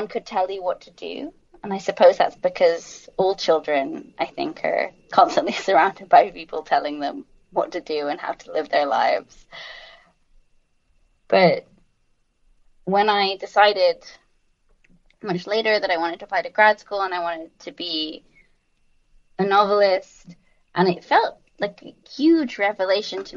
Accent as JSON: {"language": "English", "region": "London", "country": "United Kingdom", "tie": "born or raised there", "also_born_or_lived": "United States", "moved": "as an adult", "said": "I was raised in London"}